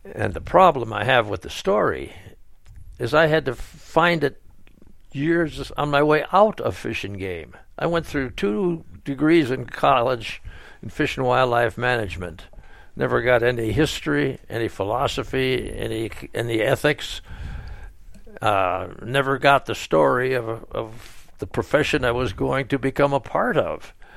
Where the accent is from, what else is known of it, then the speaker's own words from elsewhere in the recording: Sheboygan, Wisconsin, United States; moved away; was born in Sheboygan, Wisconsin, and I went through high school years there